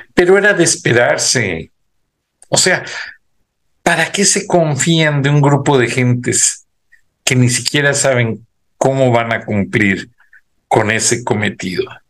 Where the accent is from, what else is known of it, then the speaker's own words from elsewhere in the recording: Mexico; moved away; uno tiene su raíz mexicana y uno dice, pues soy mexicano, total, con nacionalidad americana